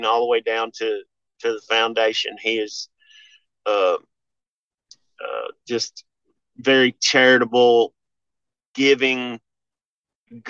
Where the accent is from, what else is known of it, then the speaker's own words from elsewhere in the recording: Memphis, Tennessee, United States; I grew up around Memphis wrestling, and we used to go down to, they had, WMC TV5 was the big, big NBC network in town